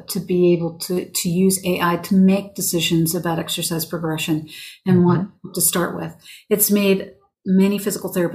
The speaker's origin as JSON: {"language": "English", "region": "Western Pennsylvania", "country": "United States", "tie": "born or raised there", "said": "I grew up in Western Pennsylvania"}